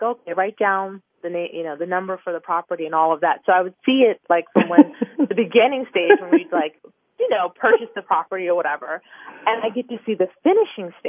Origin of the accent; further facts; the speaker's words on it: Kensington, Maryland, United States; where I grew up, I grew up in Kensington, Maryland, which is a, you know, suburban neighborhood, in Maryland